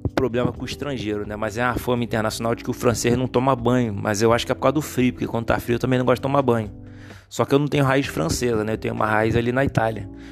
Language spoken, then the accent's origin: Portuguese; Rio de Janeiro, Brazil; eu nasci no Rio de Janeiro